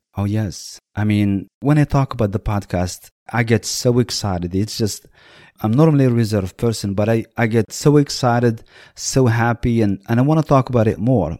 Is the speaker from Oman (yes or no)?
no; Marrakesh, Marrakesh-Safi, Morocco; now in United States; we are from Marrakesh